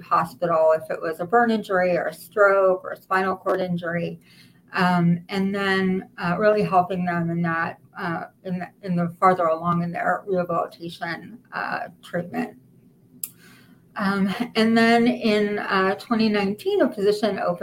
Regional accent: Israel; moved away as an adult; now in United States; I'm actually from Israel originally, and all of my training I did in Israel

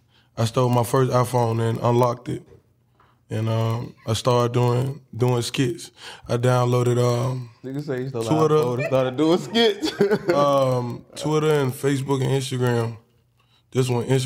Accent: Birmingham, Alabama, United States; I'm from Birmingham, Alabama

